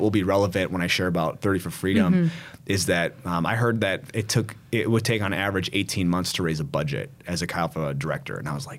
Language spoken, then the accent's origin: English; South Korea; I'm like from South Korea, you know what I mean? Like coming here.